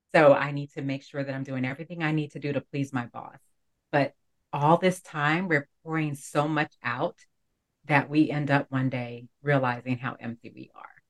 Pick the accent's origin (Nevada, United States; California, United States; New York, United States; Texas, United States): New York, United States; New York City; growing up in Brooklyn, New York